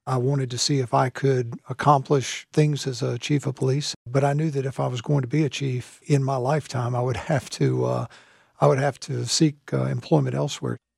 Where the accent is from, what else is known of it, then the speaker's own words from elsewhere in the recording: the South, United States; also born or lived in Fayetteville, North Carolina; now in Charlotte, United States; I'm from the South.